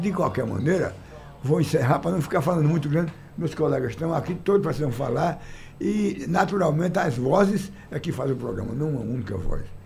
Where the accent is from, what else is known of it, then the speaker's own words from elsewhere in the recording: Salgueiro, Pernambuco, Brazil; lá no sertão de Pernambuco, eu nasci e me criei lá em Salgueiro